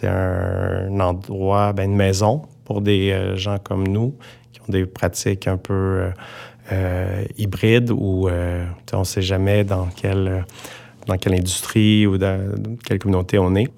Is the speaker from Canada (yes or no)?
yes; Montreal, Quebec, Canada; en tant que Montréalais